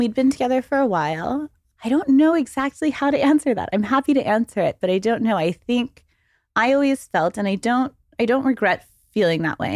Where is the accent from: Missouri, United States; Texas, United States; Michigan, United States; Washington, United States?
Texas, United States; Waco; moved away as an adult; also born or lived in Dallas, Texas; now in New York, United States; I am from Texas. I was born in Dallas and I grew up in Waco, but I've been in New York for fourteen years